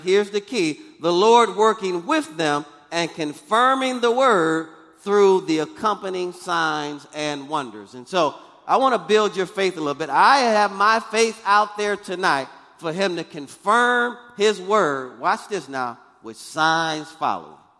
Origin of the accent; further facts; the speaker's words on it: Michigan, United States; moved away; I'm from Michigan, so I'm used to snow and ice